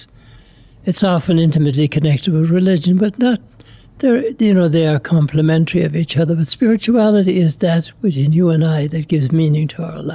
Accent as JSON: {"language": "English", "country": "Ireland", "tie": "born or raised there", "moved": "as an adult", "lives_now": "Lubbock, United States", "said": "I'm from Ireland. I like to describe myself as FBI, foreign-born Irish"}